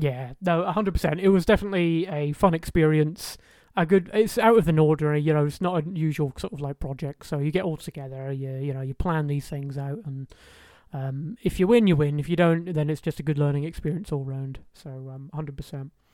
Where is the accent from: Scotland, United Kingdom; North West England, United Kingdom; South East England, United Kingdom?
Scotland, United Kingdom; Highlands of; all the way in the Highlands of Scotland. That's where I grew up.